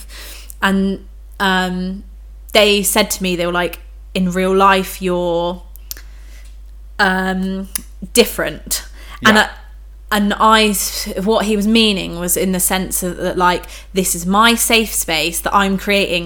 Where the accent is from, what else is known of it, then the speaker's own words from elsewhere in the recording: United Kingdom; we're British